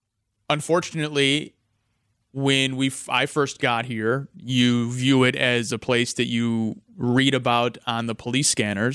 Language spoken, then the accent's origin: English; St. Louis, Missouri, United States; now in Milwaukee, United States; I'm from St. Louis